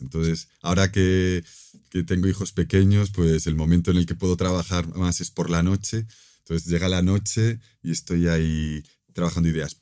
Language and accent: Spanish; Galicia, Spain; mi tierra natal, en, Galicia